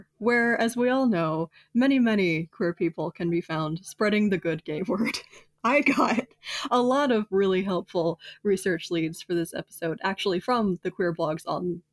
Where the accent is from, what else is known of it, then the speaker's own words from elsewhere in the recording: Florida, United States; I'm from Florida